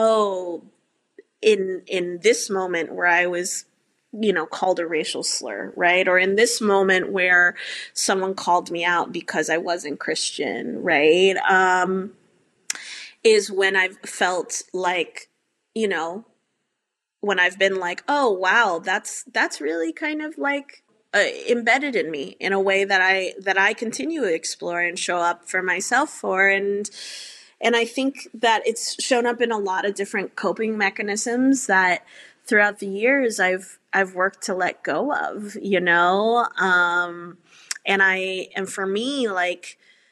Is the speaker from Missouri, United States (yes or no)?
no; suburb outside of Houston, Texas, United States; moved away; I grew up in a suburb outside of Houston